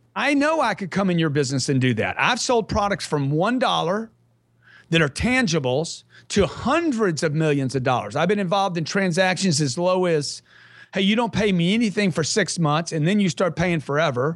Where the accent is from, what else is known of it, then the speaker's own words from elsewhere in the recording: Lake Charles, Louisiana, United States; I grew up in Lake Charles, Louisiana.